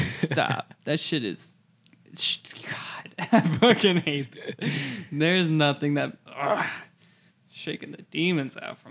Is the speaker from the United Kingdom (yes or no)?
no; United States; as an American